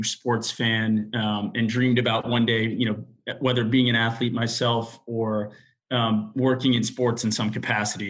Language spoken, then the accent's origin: English; Miami, Florida, United States; moved away as an adult; also born or lived in New Orleans, Louisiana; now in New York, United States; I'm from Miami originally, and I went to school in New Orleans at Tulane University